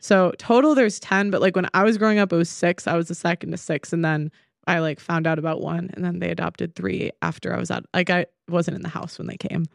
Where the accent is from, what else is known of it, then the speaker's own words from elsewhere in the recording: Chicago, Illinois, United States; now in England; I'm from Chicago, the suburbs, originally